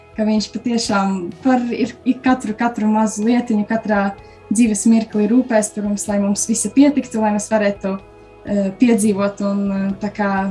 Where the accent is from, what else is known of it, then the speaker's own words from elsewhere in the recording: Krāslava, Latgale, Latvia; now in Rēzekne, Latvia; Es nāku pavisam no citas Latvijas malas, no mazas pilsētiņas Krāslavas.